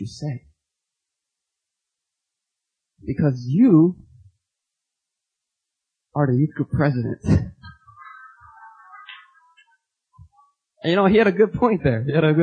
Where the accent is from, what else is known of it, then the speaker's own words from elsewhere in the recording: Philadelphia, Pennsylvania, United States; growing up in Philadelphia, you know, you kind of pick up certain vocabulary words